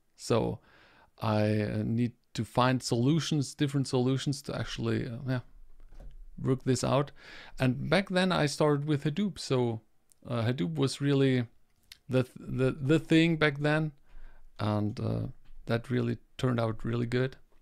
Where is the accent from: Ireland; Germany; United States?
Germany; I'm coming from Germany